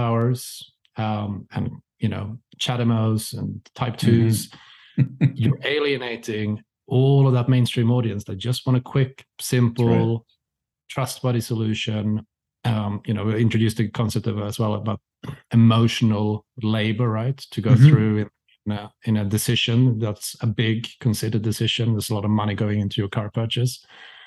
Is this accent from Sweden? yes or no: yes; Sweden; I'm from Sweden